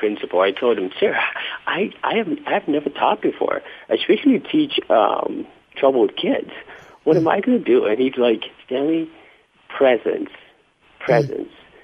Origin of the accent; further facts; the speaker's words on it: Accra, Greater Accra, Ghana; moved away; I was raised in Accra